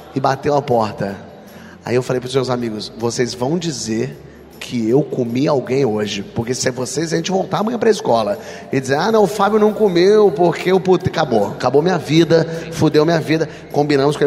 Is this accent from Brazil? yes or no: yes; Rio de Janeiro, Brazil; eu sou do Rio, do meio artístico